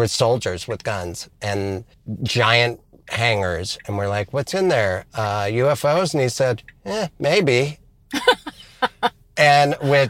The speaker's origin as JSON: {"language": "English", "region": "Montana", "country": "United States", "said": "We're both from Montana."}